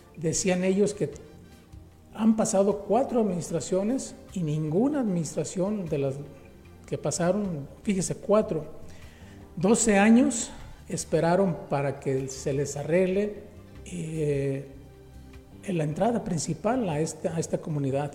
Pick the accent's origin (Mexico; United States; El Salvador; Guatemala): Mexico; somos los mexicanos